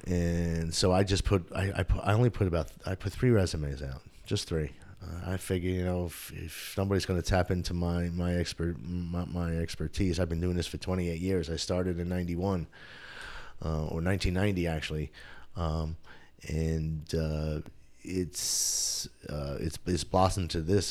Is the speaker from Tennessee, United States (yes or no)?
no; New Windsor, New York, United States; moved away as an adult; also born or lived in Bronx, New York / Rochester, New York / Brockport, New York / Buffalo, New York; now in Somerville, United States; lived upstate for a while, um, in, in a town just north of West Point, near the military academy, a little town called New Windsor. I grew up, uh, there